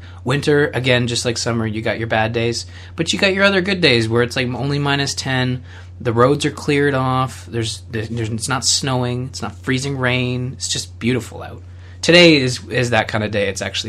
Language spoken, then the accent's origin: English; Canada; I know I'm a Canadian.